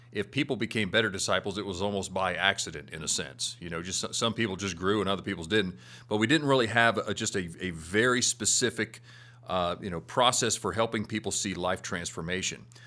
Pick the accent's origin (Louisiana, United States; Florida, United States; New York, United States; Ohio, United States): Florida, United States; now in Arkansas, United States; Where I grew up in Florida, it's just hot.